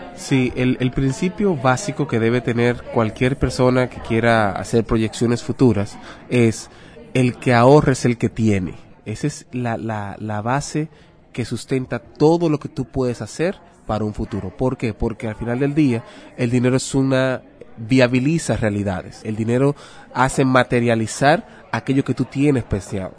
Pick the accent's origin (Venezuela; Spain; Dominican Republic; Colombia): Dominican Republic; soy de República Dominicana.